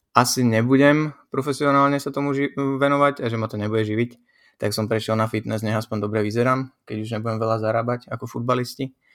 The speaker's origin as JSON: {"language": "Slovak", "country": "Slovakia", "moved": "yes", "lives_now": "Brno, Czechia", "said": "Som Slovák"}